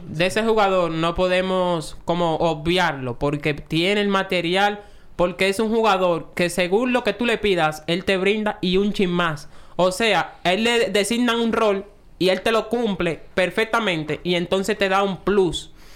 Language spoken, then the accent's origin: Spanish; Dominican Republic; a nosotros como dominicanos